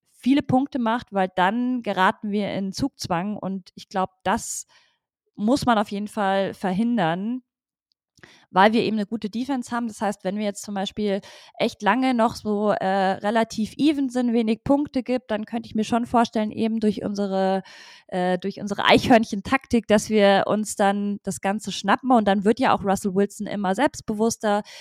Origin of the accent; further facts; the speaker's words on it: Munich, Bavaria, Germany; now in Berlin, Germany; Äh, ich komme äh, komm aus München, genau.